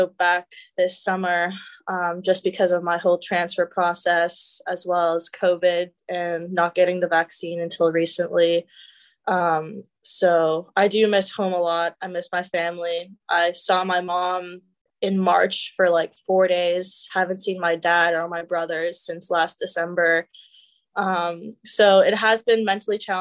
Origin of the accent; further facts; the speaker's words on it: Canada; moved away as an adult; now in United States; I'm Canadian